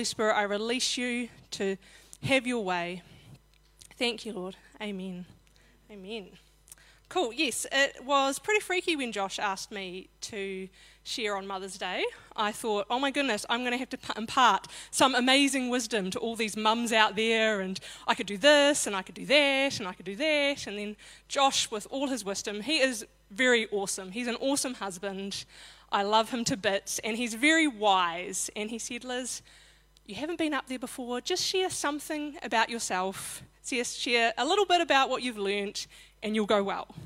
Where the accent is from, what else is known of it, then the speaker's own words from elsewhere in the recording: Christchurch, Canterbury, New Zealand; I was born in Christchurch to Norma and Ted Moore